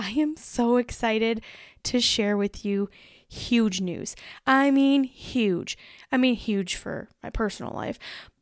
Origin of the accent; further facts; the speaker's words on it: Driftless region, Wisconsin, United States; we are originally from Wisconsin in the middle of nowhere in the Driftless region